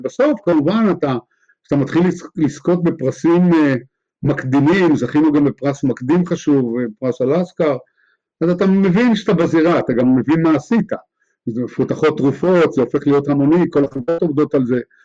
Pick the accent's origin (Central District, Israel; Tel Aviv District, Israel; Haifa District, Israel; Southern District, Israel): Haifa District, Israel; Haifa; also born or lived in Jerusalem; גדלתי בחיפה, הייתה אז עיר קטנה